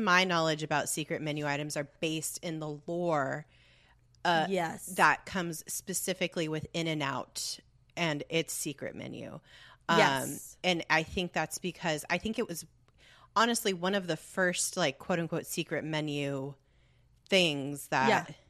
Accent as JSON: {"language": "English", "region": "California", "country": "United States", "tie": "born or raised there", "said": "So thinking of the good, I think being born and raised in Southern California"}